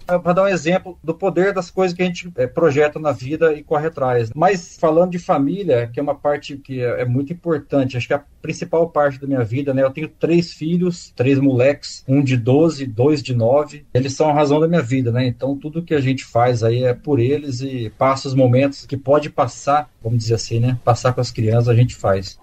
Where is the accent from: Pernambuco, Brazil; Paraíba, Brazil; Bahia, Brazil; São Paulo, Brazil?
São Paulo, Brazil; Bauru; moved away as an adult; now in Ribeirão Preto, Brazil; na cidade de Bauru, que é onde eu nasci